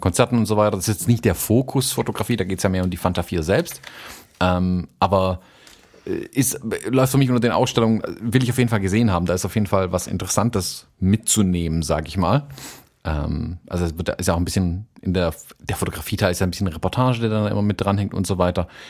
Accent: Stuttgart, Baden-Württemberg, Germany; bei uns in Stuttgart

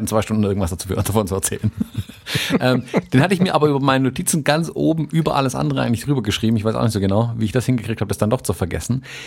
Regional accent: Germany; bei uns in Deutschland

